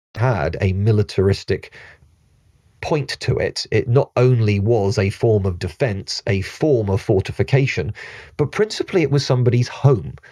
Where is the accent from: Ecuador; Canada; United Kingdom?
United Kingdom